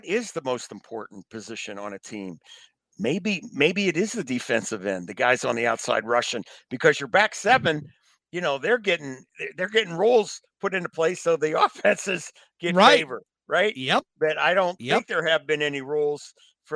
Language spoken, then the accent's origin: English; Pittsburgh, Pennsylvania, United States; now in Michigan, United States; I grew up in Pittsburgh